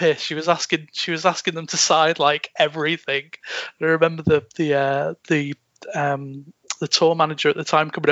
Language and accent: English; Chester, North West England, United Kingdom; This like fucking city club from my hometown